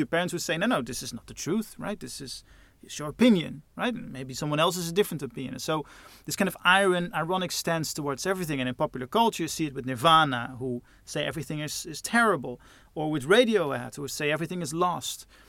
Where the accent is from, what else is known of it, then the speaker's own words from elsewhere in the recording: Netherlands; Growing up in those suburbs in Holland